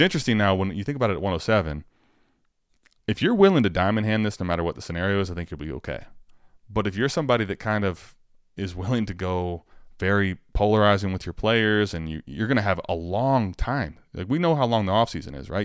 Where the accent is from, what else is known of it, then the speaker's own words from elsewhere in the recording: Cleveland, Ohio, United States; I'm from Cleveland